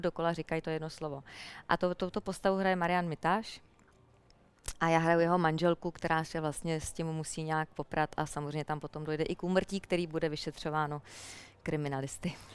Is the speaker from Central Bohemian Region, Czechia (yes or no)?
no; Jičín, Hradec Králové Region, Czechia; já jsem vyrůstala v Jičíně, v paneláku